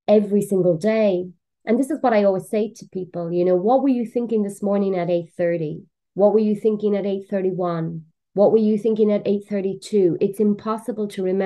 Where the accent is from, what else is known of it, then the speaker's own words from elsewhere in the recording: Cork, Munster, Ireland; moved away; also born or lived in London, England / Portugal; I'm from Cork in Ireland